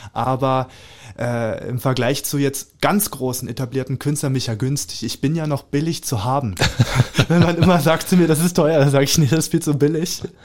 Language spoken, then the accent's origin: German; Lübbenau, Brandenburg, Germany; now in Cottbus, Germany; in Lübbenau im Rathaus mhm. im Spreewald. Da mhm. freue ich mich auch sehr drauf, weil da bin ich ja aufgewachsen ja. im Kinderheim